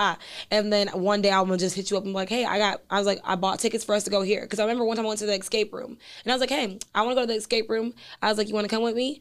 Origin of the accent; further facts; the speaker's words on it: Midwest, United States; I'm from the Midwest too